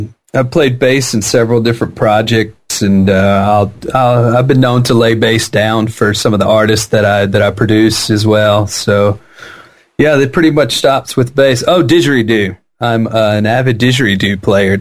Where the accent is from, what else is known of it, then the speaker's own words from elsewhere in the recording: Jackson, Mississippi, United States; also born or lived in San Francisco Bay Area; now in San Francisco, United States; I grew up in Jackson, Mississippi